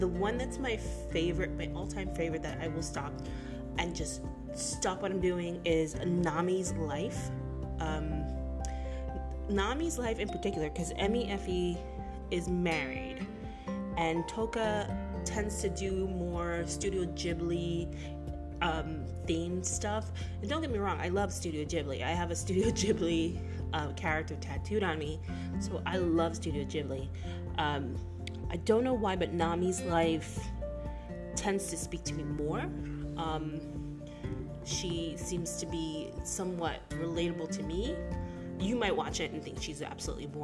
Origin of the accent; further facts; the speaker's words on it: United States; as an American